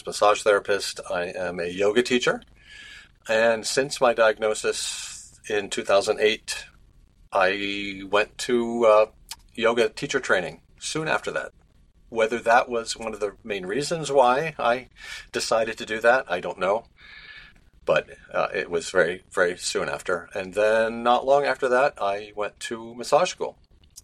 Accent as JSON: {"language": "English", "town": "Cleveland", "region": "Ohio", "country": "United States", "tie": "born or raised there", "moved": "yes", "lives_now": "New Jersey, United States", "said": "I grew up in Ohio, suburban Cleveland."}